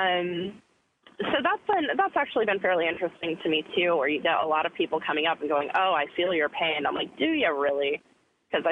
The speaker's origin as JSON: {"language": "English", "country": "United States", "said": "I'm actually an American"}